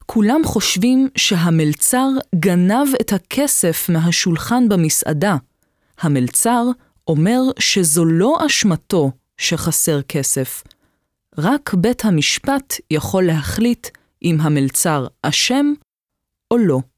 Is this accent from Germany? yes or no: yes; Germany; now in Israel; נולדתי בגרמניה. אבי נהרג במלחמת העולם השנייה, ואני, מאז שאני זוכרת את עצמי, קראתי כל מה שמצאתי על המלחמה.